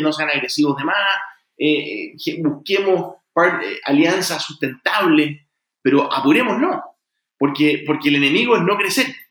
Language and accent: Spanish; Chile; also born or lived in United States; yo soy primera generación, yo nací en Estados Unidos, soy primera generación en Chile